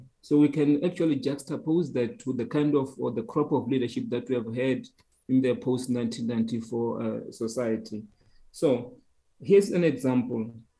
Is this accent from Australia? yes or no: no; South Africa; the danger of not saying we are Black, we are African, and we just say we are just South African, I think is the most myopic way of looking at the reality of South Africa